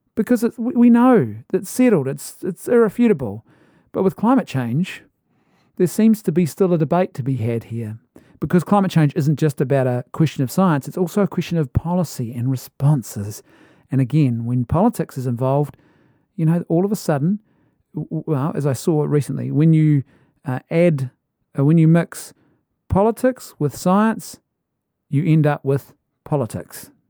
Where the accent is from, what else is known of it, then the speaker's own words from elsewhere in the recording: New Zealand; as a Kiwi